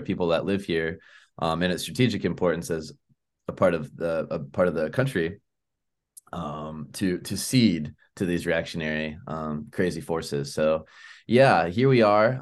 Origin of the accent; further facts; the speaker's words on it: Tampa, Florida, United States; moved away as an adult; also born or lived in Sarasota; now in Tallahassee, United States; I'm born and raised in Tampa. I'm so from Tampa that both my parents were born in Tampa